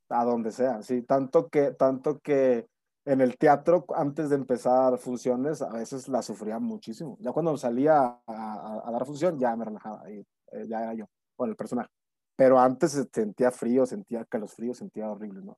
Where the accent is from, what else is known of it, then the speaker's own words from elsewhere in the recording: Monterrey, Nuevo León, Mexico; moved away as an adult; now in Mexico City, Mexico; soy originario de Monterrey, Nuevo León